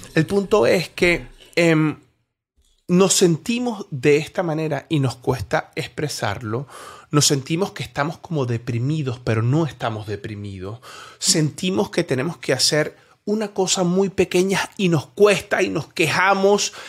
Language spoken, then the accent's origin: Spanish; Venezuela; moved away; also born or lived in Colombia; yo soy venezolano, yo, yo nací en Venezuela, me crié en Venezuela, viví 10 años en Colombia